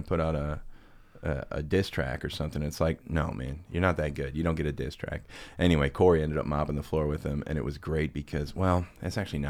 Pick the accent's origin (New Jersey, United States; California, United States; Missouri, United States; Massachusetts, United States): Missouri, United States; Florissant; I grew up in Florissant. We ended up going to middle school together, which is like 7th, 8th grade.